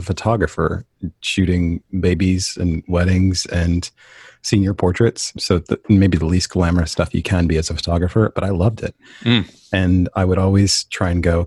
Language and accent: English; Portland, Oregon, United States; born and raised in Portland, Oregon